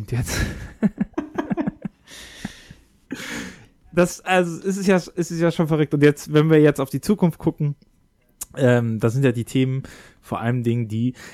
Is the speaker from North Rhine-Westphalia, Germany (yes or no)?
yes; Bonn, North Rhine-Westphalia, Germany; ich komme aus dem, aus dem Bonn, aus dem Rheinland